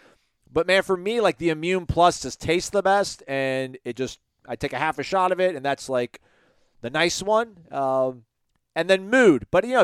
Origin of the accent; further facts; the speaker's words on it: Greenwood, South Carolina, United States; This is my first time leaving a message for the Renegade Express. I'm from Greenwood, South Carolina.